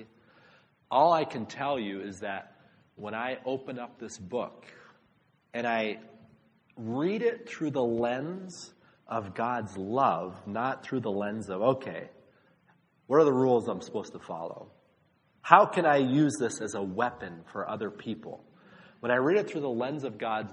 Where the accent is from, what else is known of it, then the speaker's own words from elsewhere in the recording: Massachusetts, United States; I was an outsider because I was from Massachusetts